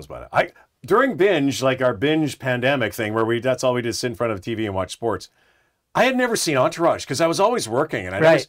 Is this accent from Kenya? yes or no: no; Winnipeg, Manitoba, Canada; I'm from Winnipeg